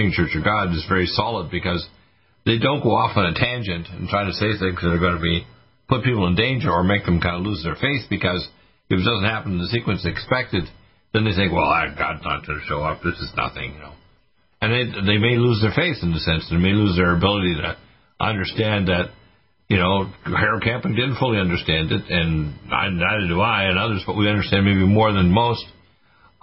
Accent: Nova Scotia, Canada; also born or lived in Detroit / Toronto; I was born in Detroit and raised in Nova Scotia

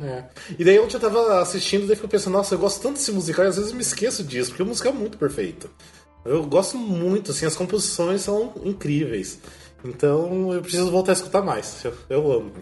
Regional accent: Brazil; como brasileiro

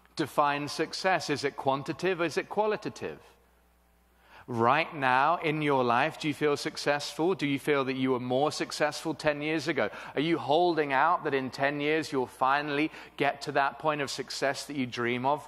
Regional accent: England, United Kingdom; moved away as an adult; now in Cape Town, South Africa; I am British originally

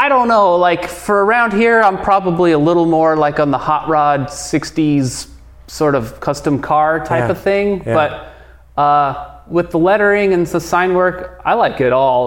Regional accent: Los Angeles, California, United States; moved away as an adult; also born or lived in San Diego; now in Santa Cruz, United States; I'm from Los Angeles.

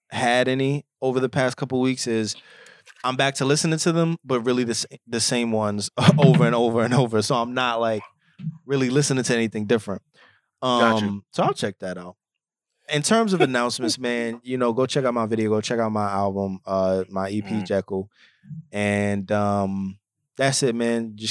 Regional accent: Bronx, New York, United States; now in Pennsylvania, United States; Still rep the hometown even though I've been away. BX my hometown even though I'm

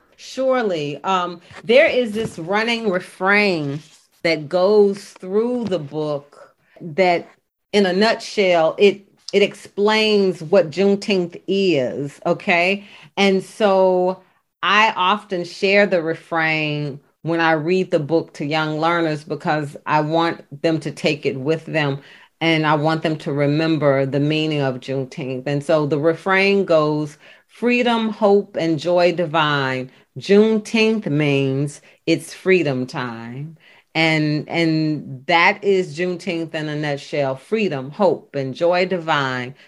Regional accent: Memphis, Tennessee, United States; And I am from Memphis, Tennessee. I live in Shelby, Shelby County

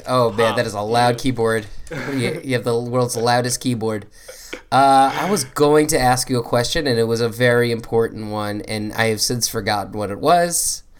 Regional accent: New Jersey, United States; I'm a classic New Jerseyite. Yeah. New Jerseyan. New Jersey person.

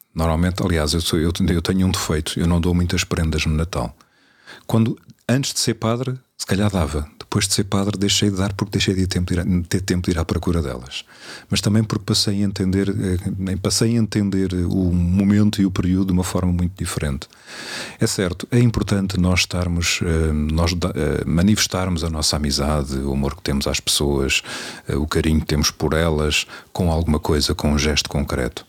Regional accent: Cadaval, Lisbon, Portugal; eu sou de uma zona de bom vinho, sou do Cadaval, à frente da casa dos meus pais está a adega

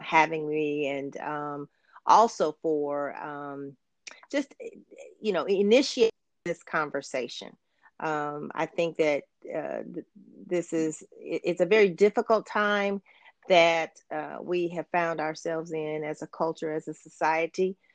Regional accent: Champaign, Illinois, United States; I am originally from Champaign, Urbana, Illinois

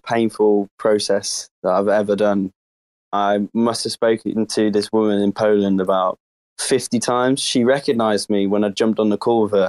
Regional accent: England, United Kingdom; I'm English.

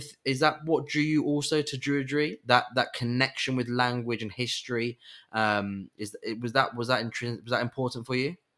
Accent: England, United Kingdom; as an English person

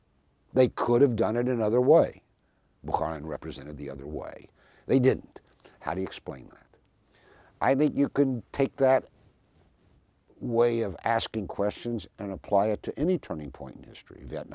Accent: the South, United States; I even mentioned growing up in the South, in the Jim Crow South

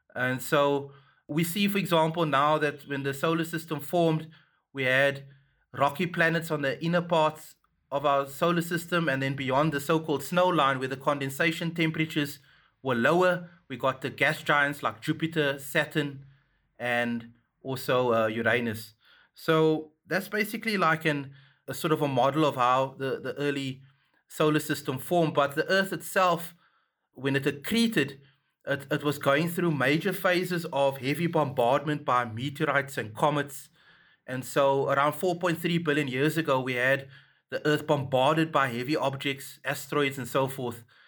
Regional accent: Cape Town, Western Cape, South Africa; I was born in Cape Town, and I grew up in Mitchells Plain in Grassy Park

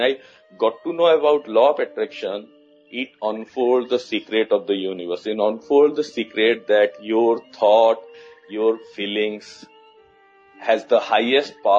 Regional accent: India; now in New Delhi, India; I'm from India. I'm currently living in the capital city, New Delhi, in India. But I born and brought up in a very small town in a remote part in India

